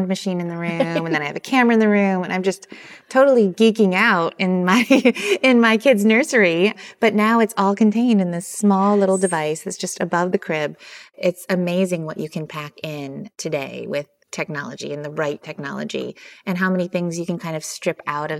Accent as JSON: {"language": "English", "region": "Michigan", "country": "United States", "tie": "born or raised there", "said": "I grew up in Michigan, so extremely humble beginnings."}